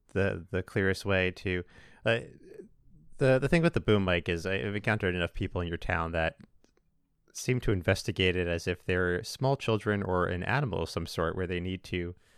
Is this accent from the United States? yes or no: yes; Los Angeles, California, United States; I'm from Los Angeles.